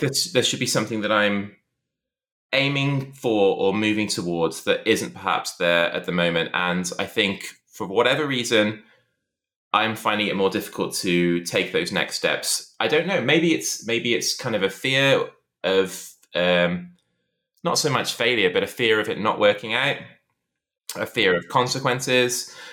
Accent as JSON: {"language": "English", "town": "Shrewsbury", "region": "West Midlands", "country": "United Kingdom", "tie": "born or raised there", "also_born_or_lived": "Liverpool", "moved": "as an adult", "said": "it was the day I moved from Shrewsbury to university in Liverpool"}